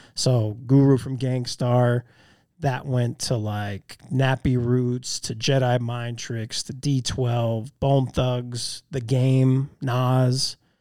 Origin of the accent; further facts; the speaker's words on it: Magna, Utah, United States; also born or lived in West Valley City; I moved out of Magna for two years in junior high school and lived in West Valley, and then we moved back.